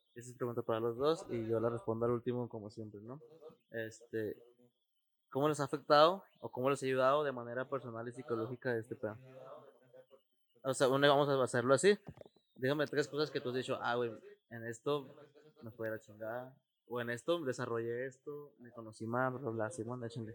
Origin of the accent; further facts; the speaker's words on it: Ciudad Juárez, Chihuahua, Mexico; los que somos de aquí, de Ciudad Juárez